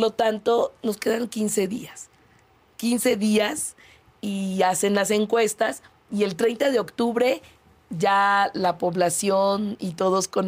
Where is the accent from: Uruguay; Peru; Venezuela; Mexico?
Mexico; Mexico City; also born or lived in Iztapalapa, Mexico City; Yo nací en la Benito Juárez, en la colonia Nativitas. Okay. Eh, estudié allí la primaria, el primer año de secundaria. Entonces soy una mujer del poniente que por convicción me fui a vivir al extremo oriente de la ciudad.